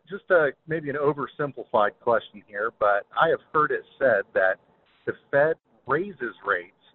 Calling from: Ohio, United States; I'm from Ohio. I've been listening for uh, some time.

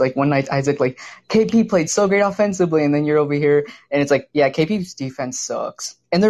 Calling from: Irving, Texas, United States; Oh, I'm from Irving, so I'm right down the street.

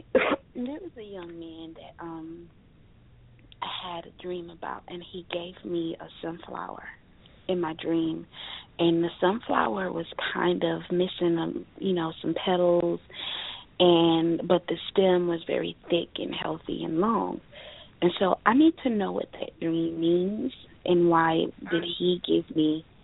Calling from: Florida, United States; I'm calling from Florida.

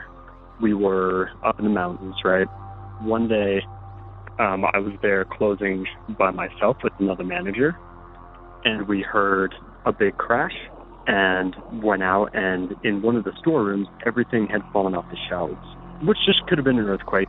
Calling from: Utah, United States; I'm calling from Utah.

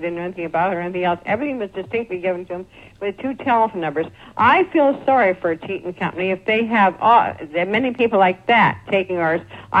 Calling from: Montreal, Quebec, Canada

